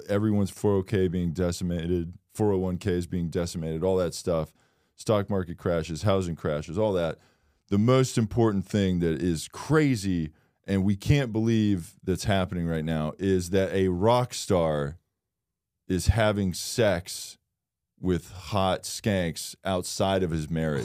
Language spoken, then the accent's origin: English; Florida, United States; I'm from Florida